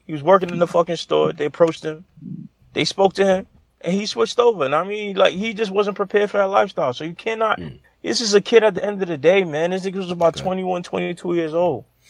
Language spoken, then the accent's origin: English; New York City, New York, United States; I'm from New Orleans, man. I'm from Brooklyn